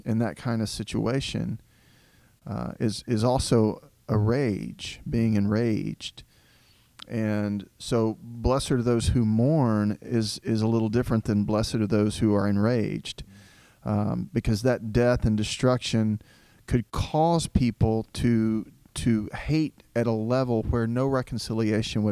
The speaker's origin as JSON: {"language": "English", "region": "Southeast Texas", "country": "United States", "tie": "born or raised there", "also_born_or_lived": "Diana, Texas", "said": "I grew up in a rural Southern Baptist church in Southeast Texas"}